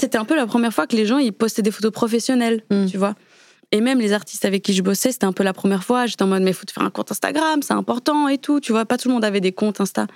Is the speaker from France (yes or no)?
no; Switzerland; moved away; vivant en Suisse à ce moment-là, parce que je suis née en Suisse